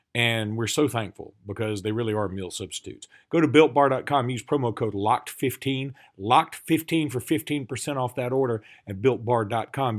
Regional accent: Alabama, United States; We're from Alabama

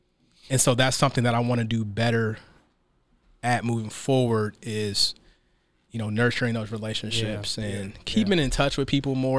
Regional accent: Seattle, Washington, United States; I mean, I'm from Seattle, so you know, went to, you know, elementary school, high school, college, all here in Seattle. So I'm very much a product of Seattle.

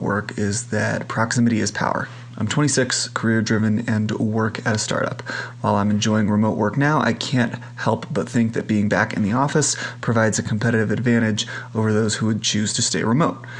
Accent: San Francisco, California, United States; now in Lake Tahoe, United States; I'm from San Francisco, now working remotely in Lake Tahoe on the Nevada side.

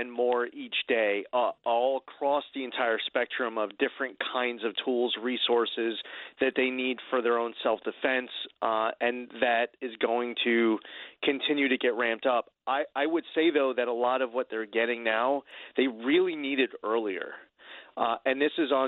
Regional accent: United States; I'm an American. I'm a proud American

